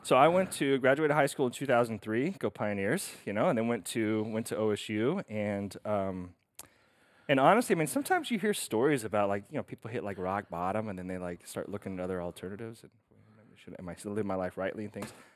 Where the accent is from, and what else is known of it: Stillwater, Oklahoma, United States; born or raised there; moved away as an adult; also born or lived in Rome, Italy